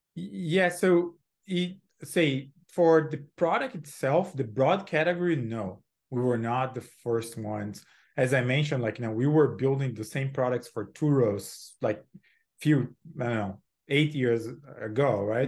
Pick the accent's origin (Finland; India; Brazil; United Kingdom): Brazil; moved away as an adult; also born or lived in Silicon Valley; now in United States; I'm born and raised in Brazil, um, lived there, uh, for twenty-seven